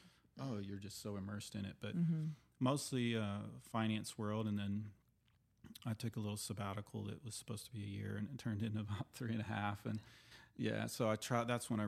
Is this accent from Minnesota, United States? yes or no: no; California, United States; born there; also born or lived in Houston / Oklahoma; I was born in Southern California, but we moved quickly to Houston and then Oklahoma.